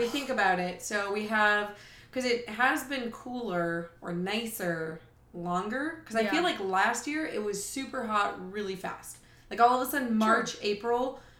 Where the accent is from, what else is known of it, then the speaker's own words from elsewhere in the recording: Wisconsin, United States; from Wisconsin.